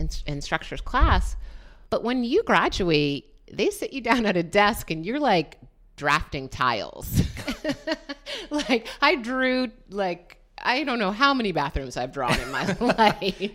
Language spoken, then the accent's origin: English; New London, Connecticut, United States; also born or lived in New York; I grew up in New London, Connecticut